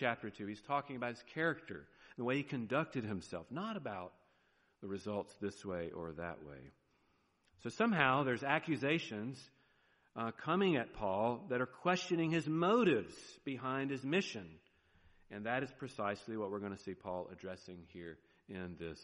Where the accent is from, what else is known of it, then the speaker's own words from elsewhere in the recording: the South, United States; accent: southern; there's my southern accent